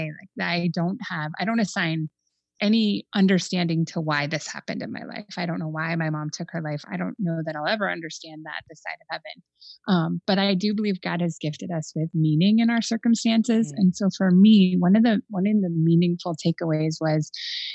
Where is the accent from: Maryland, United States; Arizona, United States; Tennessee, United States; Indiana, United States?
Arizona, United States; Phoenix; now in Chicago, United States; I grew up in Phoenix, so I'm not, you know, I'm not acclimated to this Arctic temperature of the winter.